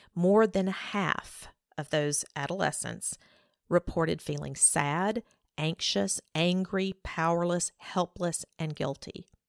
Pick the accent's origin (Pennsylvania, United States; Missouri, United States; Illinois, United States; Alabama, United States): Alabama, United States; growing up in Alabama